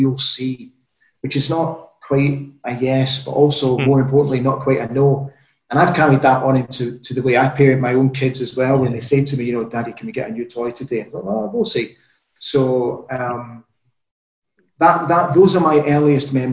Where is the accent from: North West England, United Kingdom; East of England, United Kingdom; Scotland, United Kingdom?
Scotland, United Kingdom; Aberdeen; also born or lived in Netherlands / Qatar; now in Salzburg, Austria; we moved to Aberdeen from Holland in the summer of 1979